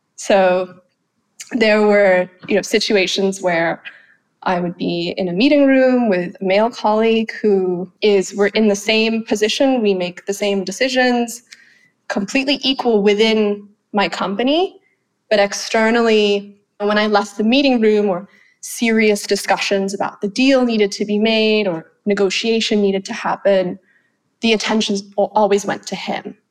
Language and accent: English; Phuket, Thailand; first language Thai; English is a second language; moved away as an adult; also born or lived in London; now in Singapore; I grew up in Phuket, so I grew up in an island off an island, and I'm still living on an island now in Singapore.